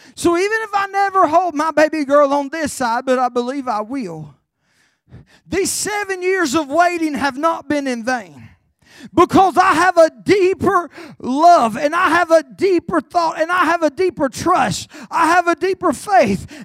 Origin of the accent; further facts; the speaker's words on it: Carolina, United States; I'm from Carolina